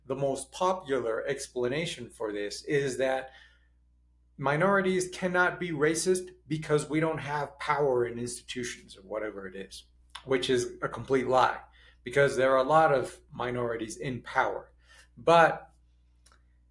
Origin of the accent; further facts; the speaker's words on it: Mexico; also born or lived in United States; I was born in the United States. And immediately as a young kid, when I was 4 years old, we moved to Mexico.